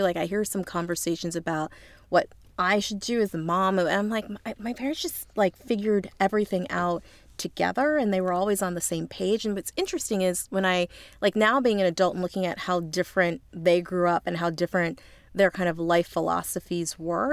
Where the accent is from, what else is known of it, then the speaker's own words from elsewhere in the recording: Lancaster, Pennsylvania, United States; moved away; I'm actually from Amish country. I'm from Lancaster, Pennsylvania